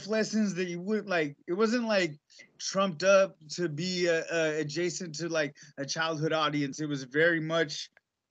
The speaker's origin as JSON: {"language": "English", "area": "Walla Walla", "region": "Washington", "country": "United States", "tie": "born or raised there", "said": "Adam West from my hometown"}